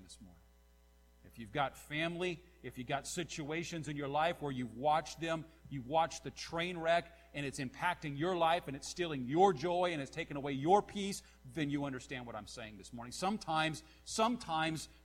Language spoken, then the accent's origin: English; Nappanee, Indiana, United States